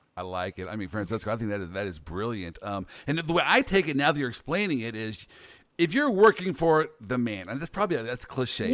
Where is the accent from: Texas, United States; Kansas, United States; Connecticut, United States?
Kansas, United States; Kansas City; I'm from the Midwest, Kansas City